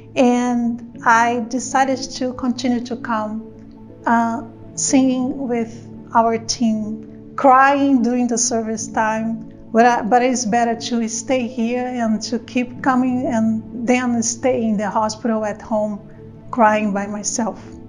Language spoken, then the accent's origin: English; Brazil; moved away; I'm from Brazil originally